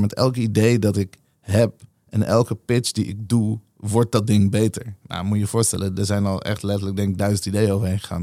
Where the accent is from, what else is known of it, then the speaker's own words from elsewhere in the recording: Nieuwegein, Utrecht, Netherlands; also born or lived in Tel Aviv; Ik ben geboren in Tel Aviv en ik, eh, ik groeide op in een super exotische nieuwe